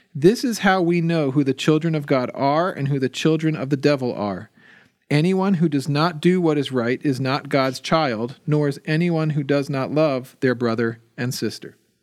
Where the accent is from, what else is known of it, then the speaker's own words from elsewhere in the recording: New Jersey, United States; moved away; I grew up in New Jersey